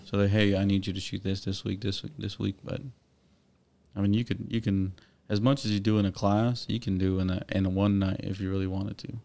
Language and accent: English; Corpus Christi, Texas, United States; I grew up on the west side of Corpus